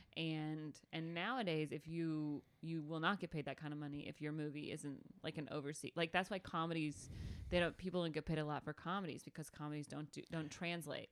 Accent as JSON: {"language": "English", "town": "Calhoun", "region": "Georgia", "country": "United States", "tie": "born or raised there", "said": "the only cool thing that ever happened in my hometown was in nineteen ninety-three, Bo Jackson got trapped on our exit during the blizzard of ninety-three"}